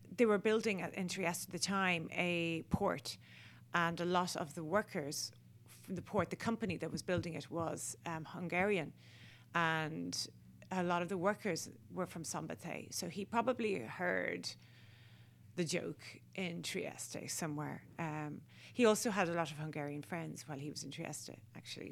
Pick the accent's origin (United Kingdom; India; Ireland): Ireland; as Irish people, we were hindered having to speak English